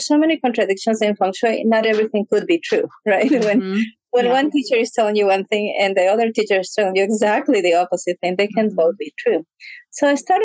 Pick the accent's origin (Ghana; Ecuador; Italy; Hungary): Ecuador; moved away; I grew up in Ecuador